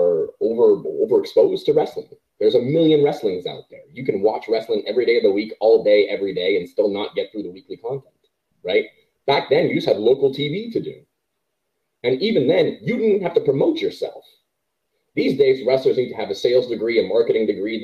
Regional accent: Canada; as a Canadian

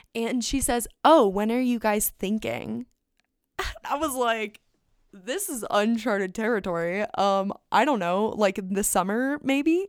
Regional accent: Phoenix, Arizona, United States; I come home from Europe, and I'm back in Phoenix, and I've been in Phoenix for all of maybe five days

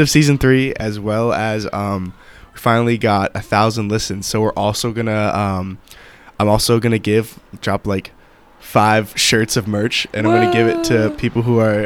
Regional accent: Pittsburgh, Pennsylvania, United States; I'm from Pittsburgh.

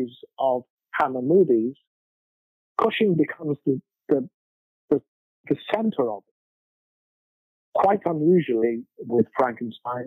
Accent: Liverpool, North West England, United Kingdom; Bill Shankly was the manager of my football club when I was growing up in Liverpool.

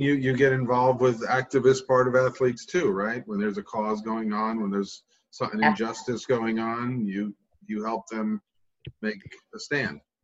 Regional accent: New York, United States; moved away; i'm a new yorker

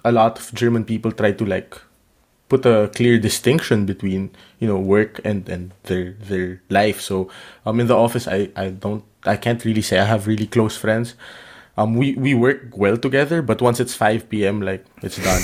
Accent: Philippines; moved away as an adult; also born or lived in Vietnam; I come from the Philippines

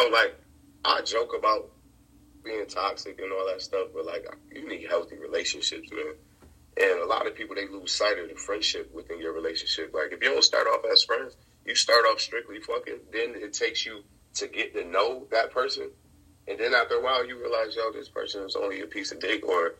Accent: Rochester, New York, United States; Rochester, New York.

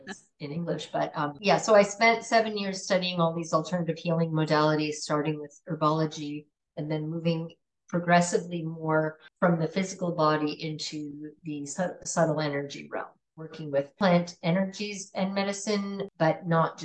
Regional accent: Canada; moved away; also born or lived in California / Italy; I grew up in Canada

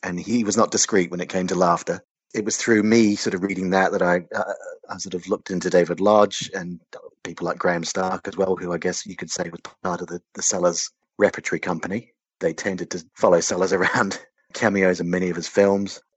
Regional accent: New Zealand; I grew up in New Zealand

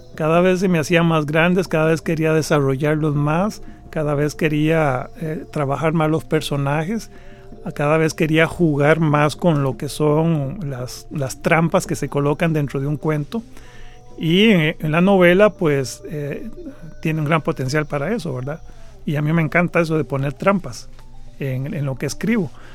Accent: Costa Rica; soy un costarricense.

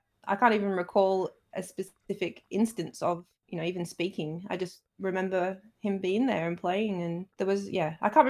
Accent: Saltaire, Yorkshire and the Humber, United Kingdom; So I grew up in Saltaire, which is a small town in Bradford, up in Yorkshire.

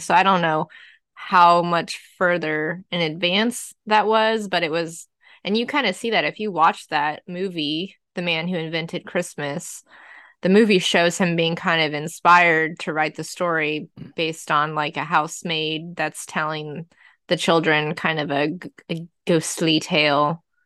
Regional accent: Southwest, United States; moved away; especially being from the Southwest where it can snow where we were, we were a high desert

